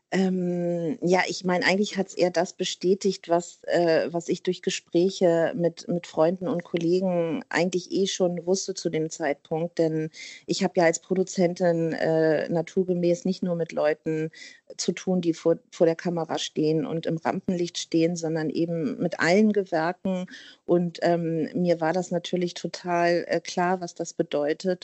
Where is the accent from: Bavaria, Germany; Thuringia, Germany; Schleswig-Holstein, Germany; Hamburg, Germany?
Hamburg, Germany; ich bin Hamburgerin, ne, eine, eine waschechte Hamburgerin